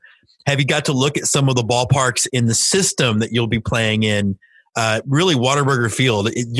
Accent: Houston, Texas, United States; I grew up in the Astrodome.

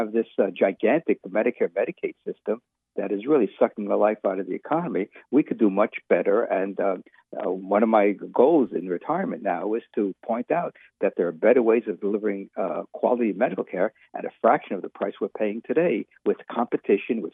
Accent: New York City, New York, United States; When I was growing up in the United States, in New York City in the 1950s and 60s

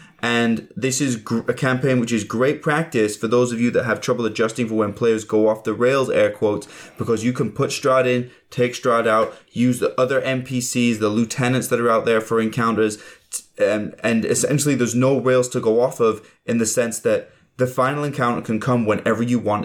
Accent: England, United Kingdom; I'm English.

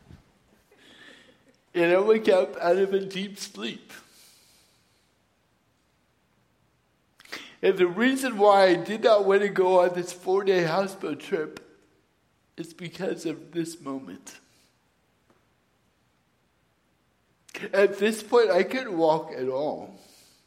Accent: Suisun City, California, United States; moved away as an adult; I was born and raised in Susun City.

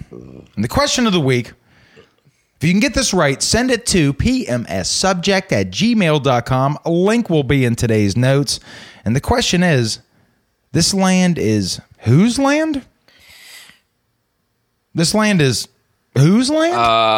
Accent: Atlanta, Georgia, United States; I grew up in Atlanta, Georgia.

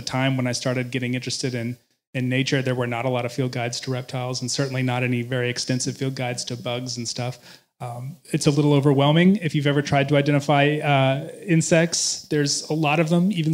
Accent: Missouri Ozarks, United States; moved away as an adult; now in North Carolina, United States; I grew up in the Missouri Ozarks

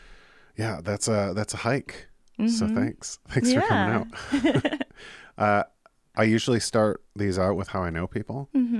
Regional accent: Clarkston, Michigan, United States; And then born and raised in Clarkston.

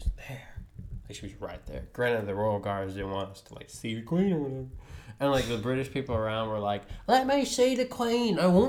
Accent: United States; because I'm American.

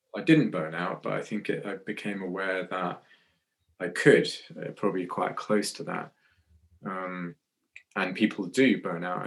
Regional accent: Scotland, United Kingdom; moved away as an adult; also born or lived in Newcastle; I was born in Scotland

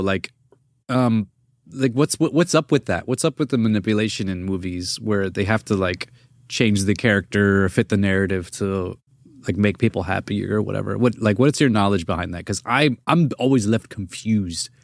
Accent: East Coast, United States; I'm from, um, I'm from the East Coast.

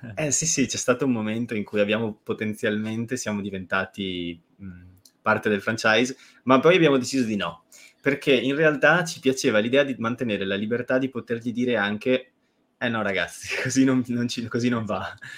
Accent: Treviso, Veneto, Italy; sono di Treviso.

